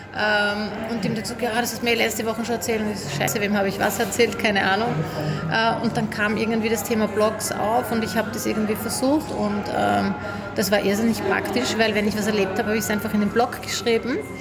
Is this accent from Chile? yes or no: no; Styria, Austria; ich komme auch aus der Steiermark